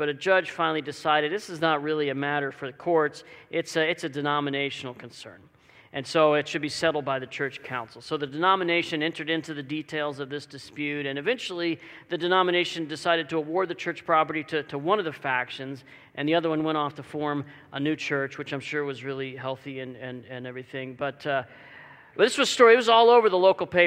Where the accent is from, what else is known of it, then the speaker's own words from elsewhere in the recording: Dallas, Texas, United States; now in Walla Walla, United States; I grew up in the Dallas, Texas area